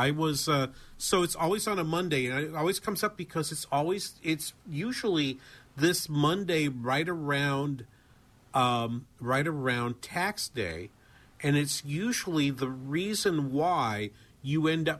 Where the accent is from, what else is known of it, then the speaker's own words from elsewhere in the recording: New England, United States; now in Minnesota, United States; you can hear in my voice, I'm actually from New England, and so I grew up rooting for Boston